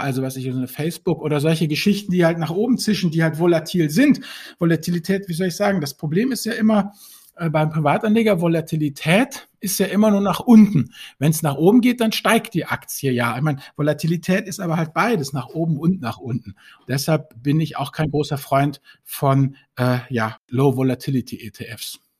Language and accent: German; Germany; als Deutsche